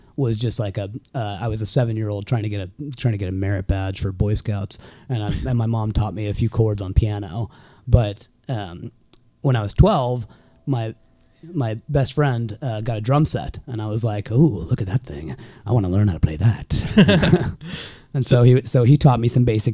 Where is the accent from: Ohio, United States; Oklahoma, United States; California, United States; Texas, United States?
California, United States; Bay Area; moved away as an adult; also born or lived in Sacramento / Salt Lake City; I grew up in the Bay Area